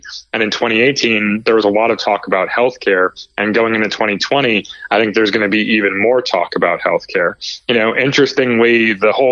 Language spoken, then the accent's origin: English; Chicago, Illinois, United States; now in Northern Virginia, United States; I'm in the Northern Virginia area, originally from the suburbs of Chicago